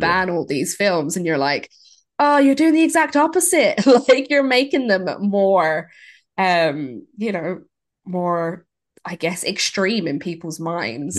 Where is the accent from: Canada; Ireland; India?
Ireland; growing up in Ireland and, you know, you go to a, a Catholic school